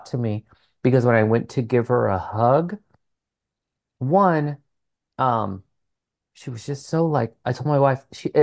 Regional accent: Santa Barbara, California, United States; now in Long Beach, United States; Santa Barbara, which is like my hometown, like my birth city

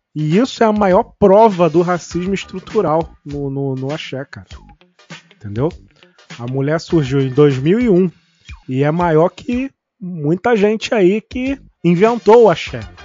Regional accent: Rio de Janeiro, Brazil; a gente é carioca

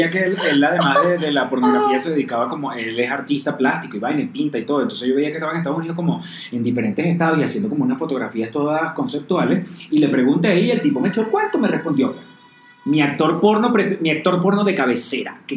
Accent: Venezuela; moved away; uno como venezolano

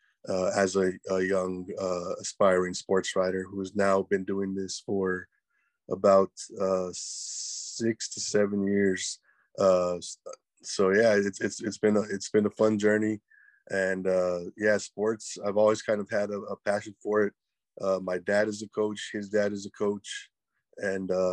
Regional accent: Edinburg, Texas, United States; also born or lived in Corpus Christi, Texas / Kingsville, Texas; I was born in Corpus, spent the first year or so in Kingsville. Then I moved down here to Edinburgh, and this is where I've been for the last about 32 years, man. And I went to high school here in the RGV

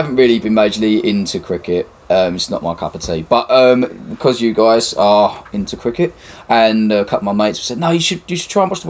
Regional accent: Dhaka, Dhaka Division, Bangladesh; also born or lived in Stamford; Everyone knows I was born in Dhaka. Born in Dhaka, raised in Stamford.

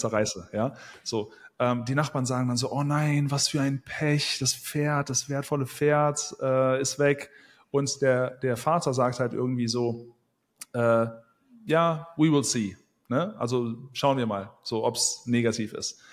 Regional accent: Wuppertal, North Rhine-Westphalia, Germany; now in Thailand; ich komme aus Wuppertal

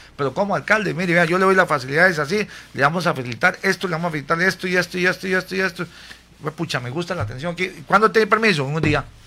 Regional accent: San Carlos, Alajuela, Costa Rica; aquí en Costa Rica, en mi pueblo, San Carlos

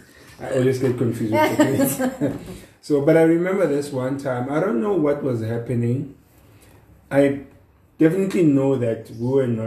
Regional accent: Mbalenhle, Mpumalanga, South Africa; I grew up in Mpumalanga, in Mbalenhle, which is in Secunda.

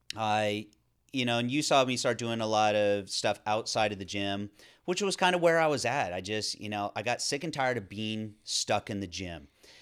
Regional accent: California, United States; considering the way I grew up in Northern California, outside, doing things, mountain biking, was on the river and the ocean

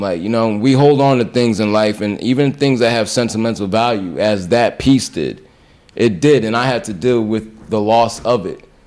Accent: Orange, New Jersey, United States; also born or lived in Grenada; I was in in uh, Essex County here in New Jersey, in Orange, predominantly black

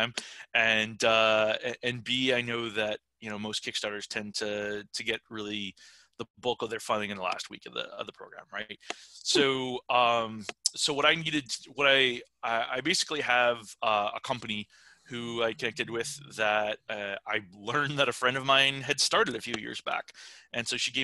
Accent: New York, United States; I'm from New York.

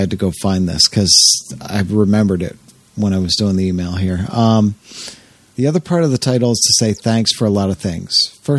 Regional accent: Canada; English is a second language; Sorry if my English is shitty, but I'm French Canadian.

